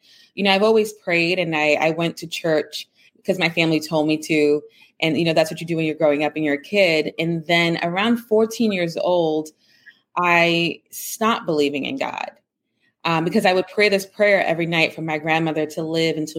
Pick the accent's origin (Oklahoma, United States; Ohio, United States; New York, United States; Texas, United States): New York, United States; New York City; I grew up in the Bronx. My grandparents were Cuban refugees. My parents are Jamaican immigrants. So I'm the first in my family born in the United States